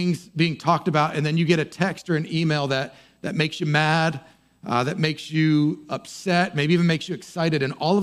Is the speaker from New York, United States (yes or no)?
no; near Boston, Massachusetts, United States; I grew up near Boston